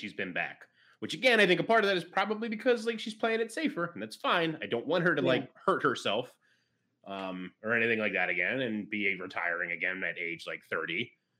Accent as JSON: {"language": "English", "town": "Philadelphia", "region": "Pennsylvania", "country": "United States", "tie": "born or raised there", "said": "But I'm from Philly. I grew up in Philly."}